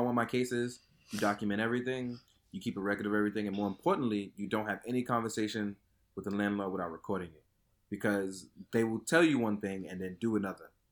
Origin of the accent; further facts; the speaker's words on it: New York City, New York, United States; where I grew up in Fort Greene